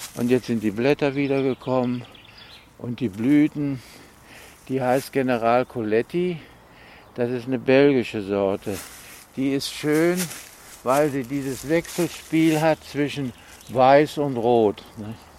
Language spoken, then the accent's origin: German; North Rhine-Westphalia, Germany; now in Leverkusen, Germany; ich komme ja aus Westfalen